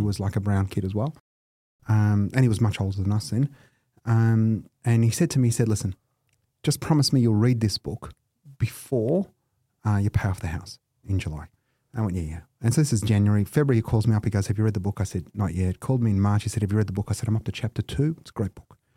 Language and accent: English; Melbourne, Victoria, Australia; also born or lived in Cheltenham, Victoria / Camberwell, Victoria; I was born at Dandenong Hospital.